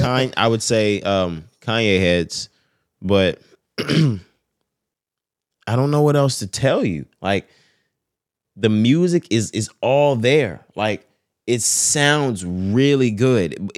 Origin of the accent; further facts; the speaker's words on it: Texas, United States; We're from Texas.